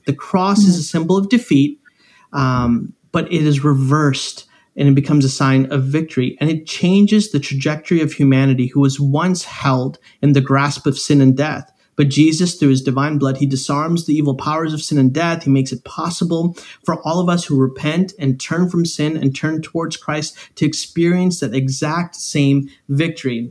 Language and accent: English; Chicago, Illinois, United States; I am from Chicago. I'm from right outside of the city of Chicago